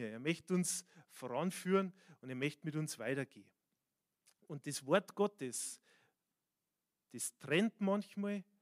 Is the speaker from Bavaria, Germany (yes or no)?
yes; Bavaria, Germany; born there; manchmal ist man als der, der geboren ist in Bayern sind die Japaner und die Chinesen eher an diesen Orten wie mir persönlich.